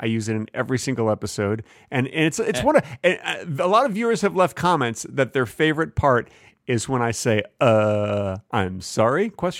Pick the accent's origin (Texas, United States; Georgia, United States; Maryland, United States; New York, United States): Texas, United States; I'm from Texas, but I don't send any money back to them.